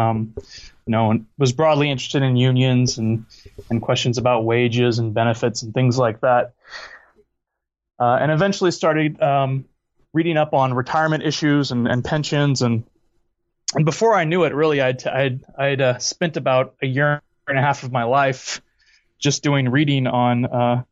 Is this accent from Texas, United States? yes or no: no; California, United States; moved away; also born or lived in Cologne, Germany / New York; I grew up in California